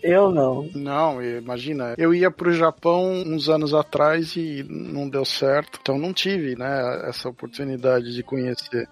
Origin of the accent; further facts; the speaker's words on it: Brazil; moved away as an adult; eu saí do Brasil em 2006